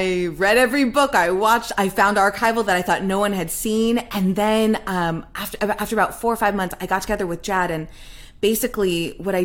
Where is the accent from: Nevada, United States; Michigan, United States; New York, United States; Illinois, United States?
Nevada, United States; growing up in Nevada